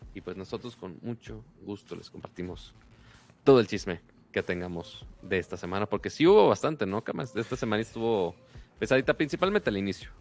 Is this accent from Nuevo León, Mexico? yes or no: yes; Monterrey, Nuevo León, Mexico; yo soy Monterrey